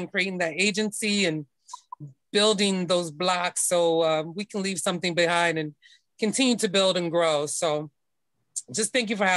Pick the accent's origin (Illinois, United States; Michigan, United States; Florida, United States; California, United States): Florida, United States; Daytona Beach; I am from Daytona Beach, Florida. I like to represent the Florida Geechee Girl life